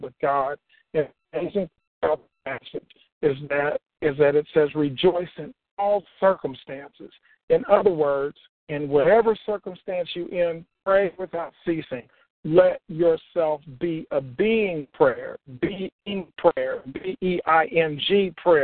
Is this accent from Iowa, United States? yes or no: no; Oklahoma, United States; When I was growing up in Oklahoma, because I grew up in Oklahoma, both of my parents were deaf.